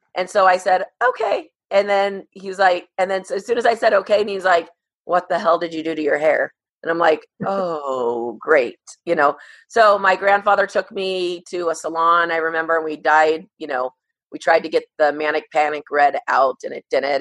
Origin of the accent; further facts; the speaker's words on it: Moreno Valley, California, United States; I grew up in Moreno Valley, California